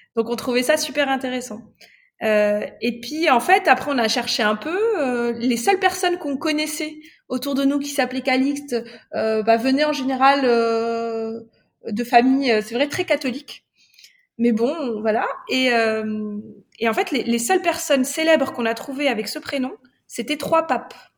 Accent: Morocco; now in France; je suis marocaine, euh, donc je viens d'une culture euh, très empreinte de grandes célébrations rituelles.

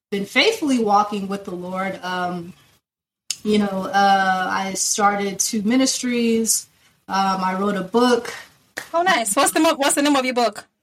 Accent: Lagos, Nigeria; born there; accent: Nigerian; Um, I was born in Lagos, Nigeria. Omo Lagosian.

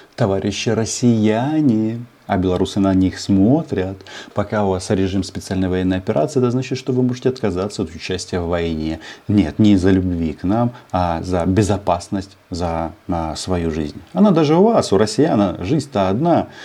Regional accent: Ukraine

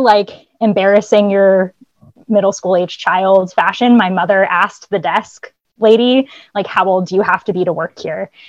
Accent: Boston, Massachusetts, United States; I grew up in the Boston area

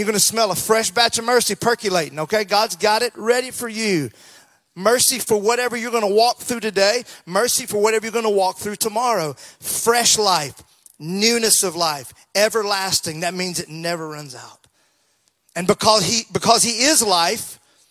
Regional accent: Mississippi, United States; growing up in Mississippi, those hot, hot summer days

